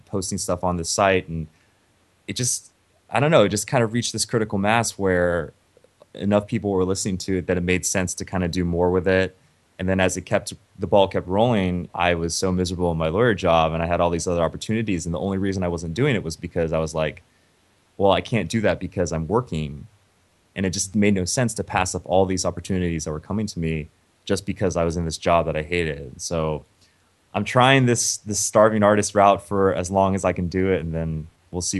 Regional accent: Memphis, Tennessee, United States; moved away; also born or lived in Ohio; I grew up in Memphis

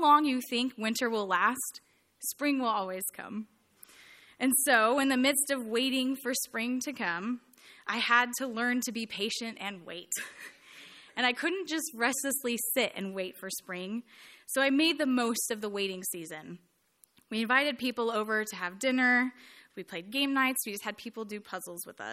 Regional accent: California, United States; moved away as an adult; also born or lived in Santa Barbara, California; now in Indianapolis, United States; a girl who was born and raised in California

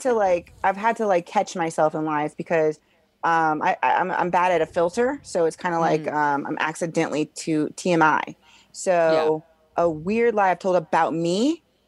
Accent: Springfield, Illinois, United States; I'm from Springfield, Illinois

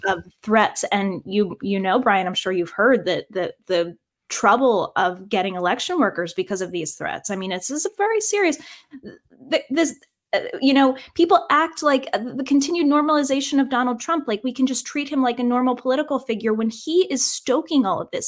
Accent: Virginia, United States; I'm proud of my home state of Virginia

